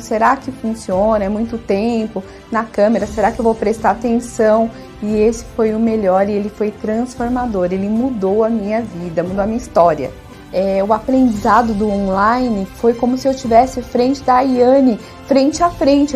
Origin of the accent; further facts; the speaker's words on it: Diadema, São Paulo, Brazil; eu sou de Diadema